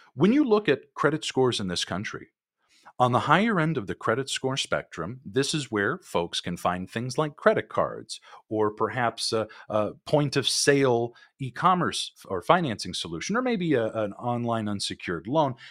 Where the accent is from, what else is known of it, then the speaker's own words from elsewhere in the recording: California, United States; I'm from California. I grew up here